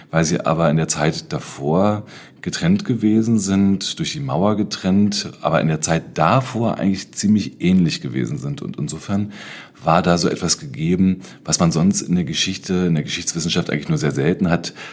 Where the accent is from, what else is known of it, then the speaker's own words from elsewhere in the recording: Berlin, Germany; Das bezog sich damals vor allen Dingen auf Prenzlauer Berg, wo ich aufgewachsen bin.